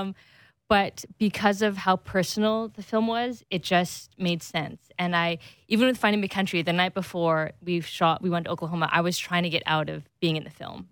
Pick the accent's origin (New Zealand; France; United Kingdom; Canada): Canada; second generation Canadian kid